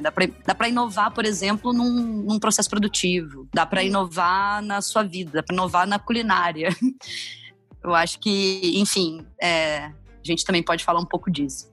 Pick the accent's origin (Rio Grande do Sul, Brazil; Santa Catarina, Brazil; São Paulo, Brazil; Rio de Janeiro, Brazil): Rio de Janeiro, Brazil; Volta Redonda; moved away; eu morava numa cidade, eu sou de Volta Redonda, no interior do Rio de Janeiro, não tinha Blockbuster